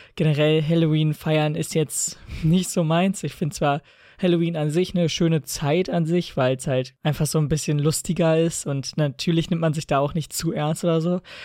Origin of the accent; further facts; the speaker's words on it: Lower Saxony, Germany; bei uns in Niedersachsen jetzt bald Landtagswahlen sind